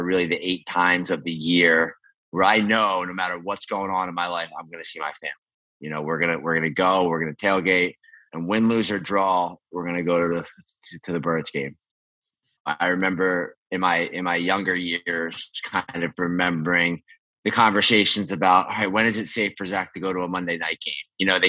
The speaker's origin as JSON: {"language": "English", "town": "Philadelphia", "region": "Pennsylvania", "country": "United States", "said": "I was from Philly. I was born into it."}